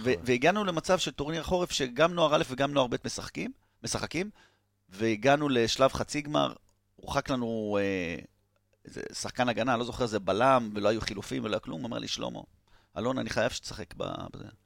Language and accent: Hebrew; Tel Aviv, Tel Aviv District, Israel; תל אביבי במקור